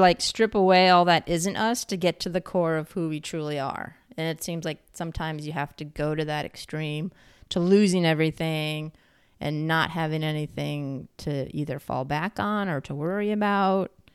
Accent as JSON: {"language": "English", "region": "New York", "country": "United States", "said": "I'm from New York State"}